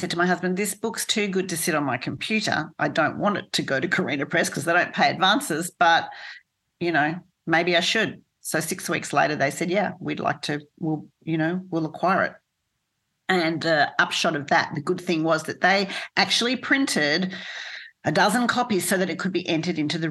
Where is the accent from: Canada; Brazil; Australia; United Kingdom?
Australia; also born or lived in United States; as an Australian, even though I lived there